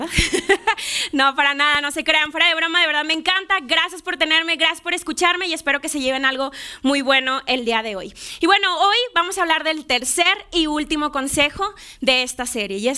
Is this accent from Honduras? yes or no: no; Monterrey, Nuevo León, Mexico; now in Mexico City, Mexico; yo soy yo soy de Monterrey, no, no tengo acento, ya no tengo acento